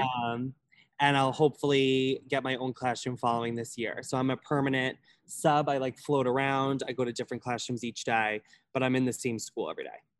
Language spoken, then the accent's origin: English; Holbrook, New York, United States; I am from Long Island, New York, like more specifically Suffolk County, Holbrook